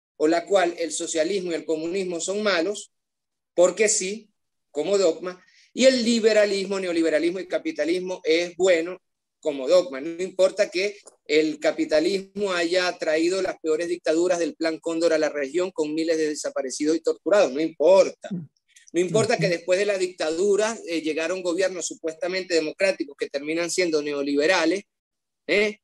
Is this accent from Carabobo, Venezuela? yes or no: no; Maracaibo, Zulia, Venezuela; un niño de un barrio pobre de Maracaibo en los años 90